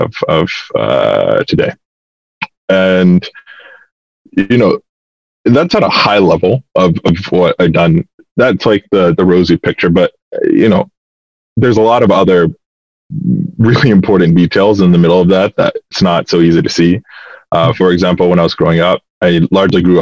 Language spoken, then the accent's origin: English; Atlanta, Georgia, United States; I'm from Atlanta, Georgia